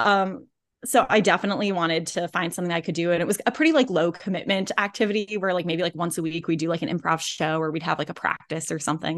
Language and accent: English; Indianapolis, Indiana, United States; moved away as an adult; also born or lived in Los Angeles; I grew up in Indianapolis.